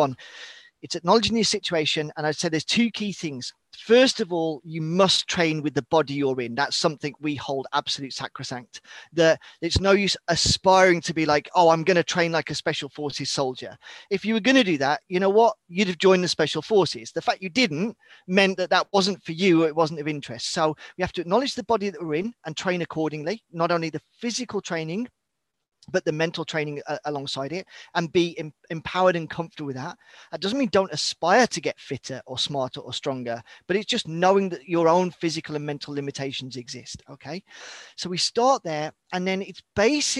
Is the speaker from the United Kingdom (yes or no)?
yes; United Kingdom; moved away as an adult; also born or lived in northern Sweden; now in Sweden; So as you can tell from my accent, whilst you said I'm based in Scandinavia, I'm British born and bred, but been living here in the far north of Sweden for the last 15 years